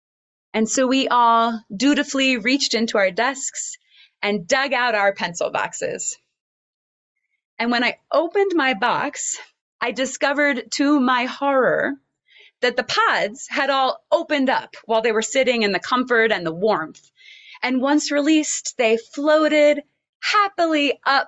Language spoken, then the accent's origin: English; Oklahoma, United States; I grew up in Oklahoma, and I attended an elementary school with a large open space with lots of huge cottonwood trees